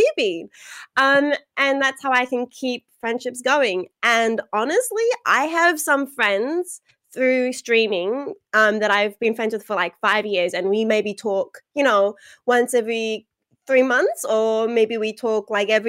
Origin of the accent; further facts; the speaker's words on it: Australia; So, I am Australian